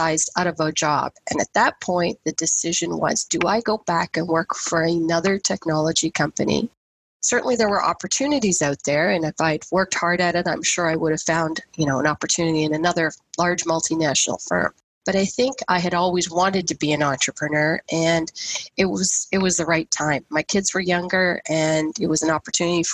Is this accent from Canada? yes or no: yes; the Maritimes, Canada; also born or lived in India; now in Halton Region, Canada; I was born in India, I grew up in the Maritimes, but I've lived here in Halton region now since 1997